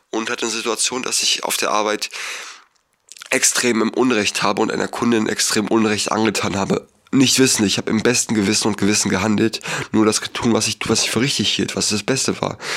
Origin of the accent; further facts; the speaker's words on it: Berlin, Germany; born there; Ich bin in Berlin geboren. Ich musste in meinem Leben noch nie hungern.